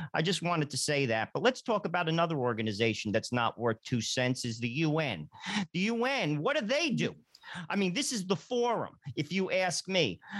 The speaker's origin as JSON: {"language": "English", "region": "New Jersey", "country": "United States", "said": "I'm from New Jersey, and I'm going to break it down like a guy from New Jersey"}